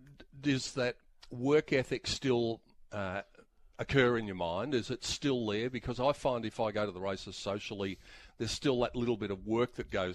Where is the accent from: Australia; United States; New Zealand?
Australia; Melbourne, Victoria; I grew up, when I was watching footy as a kid in Melbourne